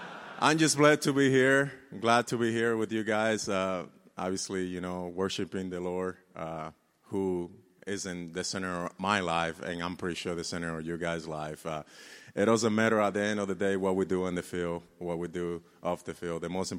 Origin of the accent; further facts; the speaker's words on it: Dominican Republic; moved away; growing up in the Dominican Republic, I didn't know anything about God. I used to go to church.